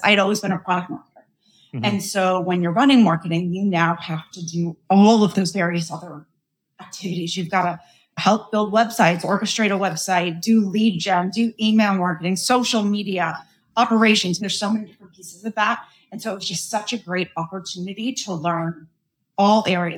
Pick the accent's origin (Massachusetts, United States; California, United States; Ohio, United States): Massachusetts, United States; Boston; I'm from Boston